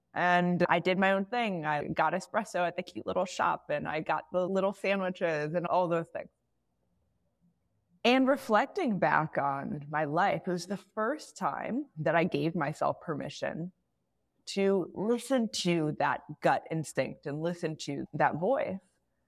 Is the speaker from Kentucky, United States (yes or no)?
no; outside Chicago, Illinois, United States; now in Bay Area, United States; So I grew up outside Chicago. And maybe it's like a little bit of a Midwest thing or whatever it may be. I'm currently in the Bay Area.